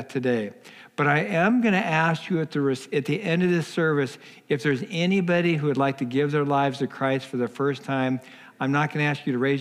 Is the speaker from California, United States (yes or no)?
yes; Los Angeles, California, United States; I was born in Los Angeles, didn't grow up in a church